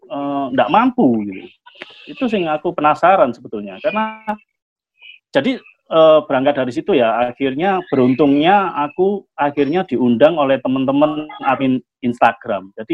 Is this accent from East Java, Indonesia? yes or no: yes; Surabaya, East Java, Indonesia; meskipun secara kedaerahan iya aku orang Surabaya, nggak ada masalah di Surabayanya.